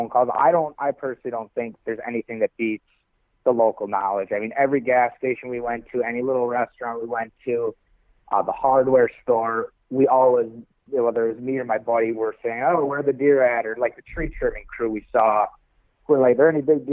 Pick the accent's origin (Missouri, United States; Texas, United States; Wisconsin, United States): Wisconsin, United States; I'm from Wisconsin, so compared to here, I mean, our public land, you'll have a 40 and you'll have 8 guys on it opening day